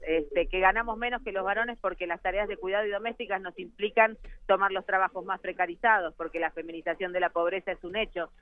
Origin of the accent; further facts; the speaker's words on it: Argentina; yo vengo de Argentina